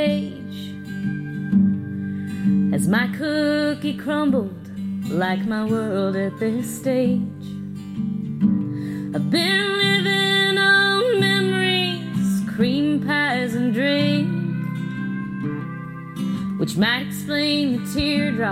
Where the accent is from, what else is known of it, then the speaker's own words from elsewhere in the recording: Portland, Oregon, United States; also born or lived in California; as a teenager, like, kind of growing up in Portland